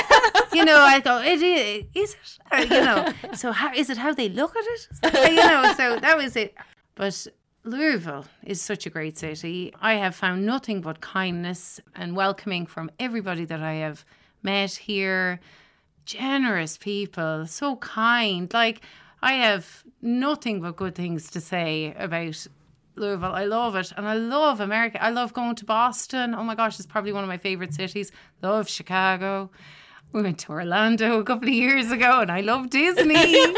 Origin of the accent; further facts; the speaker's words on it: Douro, Ireland; go home to Douro. And my hometown is, well, now it's so idyllic, right? When you're growing up there, it's just where you live.